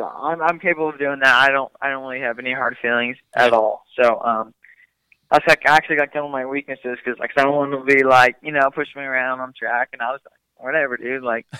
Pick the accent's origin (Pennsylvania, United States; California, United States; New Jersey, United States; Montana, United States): California, United States; Central Coast; I grew up in Central Coast, California, like Jesse Nelson grew up, like Templeton, San Luis, we're all around there, like Tyler Behrman, we're all from the same area.